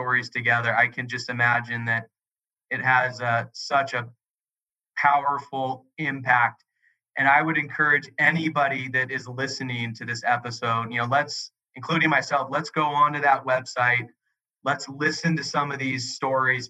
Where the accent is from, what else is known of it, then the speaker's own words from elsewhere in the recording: San Diego, California, United States; I grew up in San Diego in a beautiful home